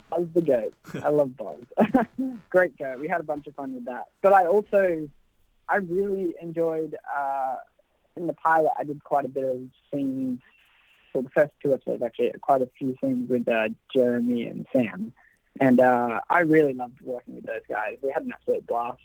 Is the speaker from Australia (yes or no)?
yes; Australia; moved away; I've always wanted to work back home. Um, you know, being Australian